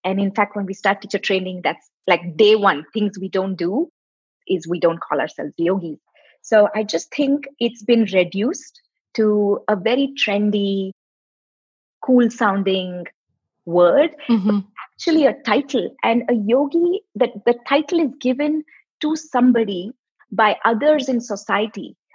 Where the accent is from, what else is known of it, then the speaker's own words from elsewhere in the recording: South India, India; moved away as an adult; now in United States; now i'm from the southern part